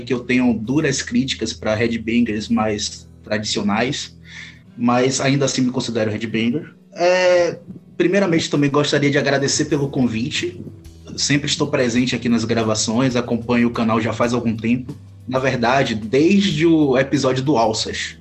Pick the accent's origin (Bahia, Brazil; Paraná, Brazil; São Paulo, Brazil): Bahia, Brazil; Santo Amaro; eu sou de Santo Amaro, aqui na Bahia